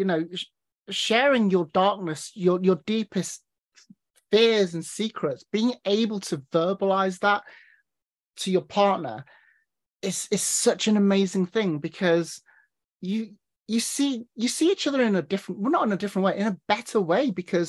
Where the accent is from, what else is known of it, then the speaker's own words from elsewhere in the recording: North West England, United Kingdom; I mean, I'm originally from Cheshire, bordering Manchester. So mate is the word that everyone throws around.